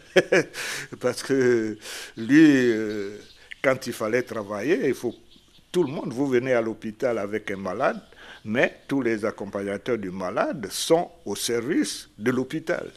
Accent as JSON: {"language": "French", "town": "Lambaréné", "region": "Moyen-Ogooué", "country": "Gabon", "said": "Je suis de Lambaréné, dans un petit village à côté de Ngomo qui s'appelle Pointe-Élise"}